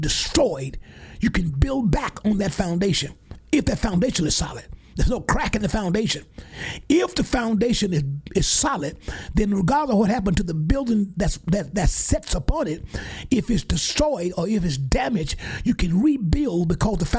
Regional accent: Geiger, Alabama, United States; moved away; my hometown in Geiger, my home church, Mount Calvary, Missionary Baptist Church, where all of us grew up

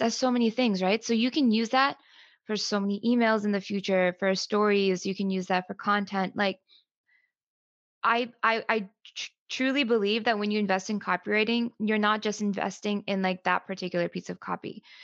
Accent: United States; I'm Pakistani American. So when I was growing up, um, I grew up basically in an immigrant household, right? So both of my parents came here in their 30s

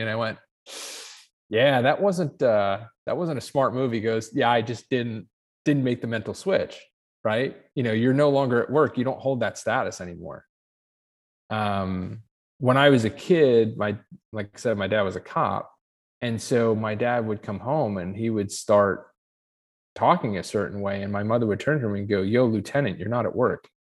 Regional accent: Ohio, United States; I'm from Ohio, and I'm a pilot.

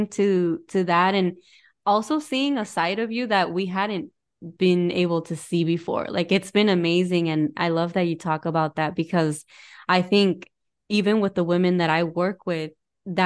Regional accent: Arizona, United States; moved away; I went when I was out in Arizona, and growing up in Arizona

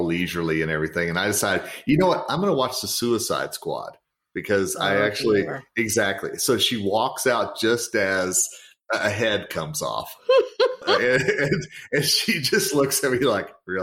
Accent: Colorado, United States; My home state of Colorado

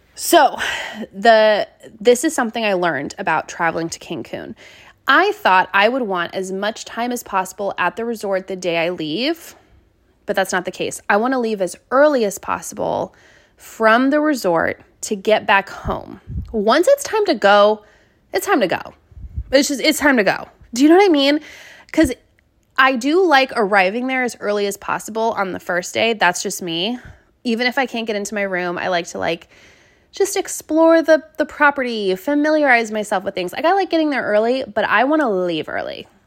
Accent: Seattle, Washington, United States; moved away as an adult; also born or lived in Great Falls, Montana / Wilmington, North Carolina; growing up in Seattle

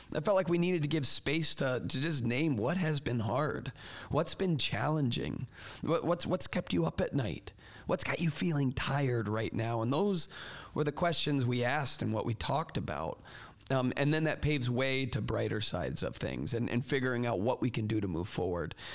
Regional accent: Florida, United States; moved away; I grew up in Florida where there hardly are any seasons

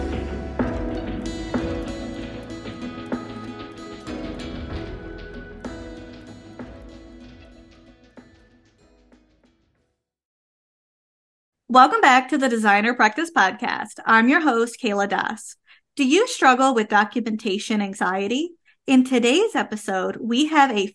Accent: Canada; I am a Canadian social worker

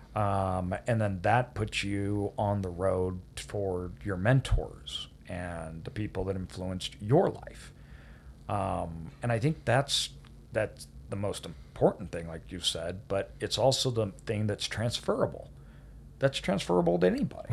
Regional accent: Idaho, United States; me growing up in Idaho

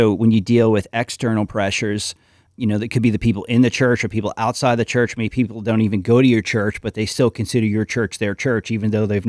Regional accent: New York, United States; Whereas me, I'm kind of like the alienated New Yorker.

